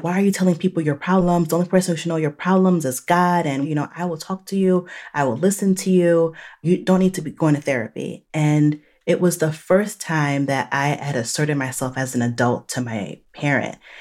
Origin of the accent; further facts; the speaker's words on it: New Jersey, United States; moved away as an adult; also born or lived in Chicago; now in Charlotte, North Carolina, United States; I am Haitian American, born and raised in New Jersey, and now living in the South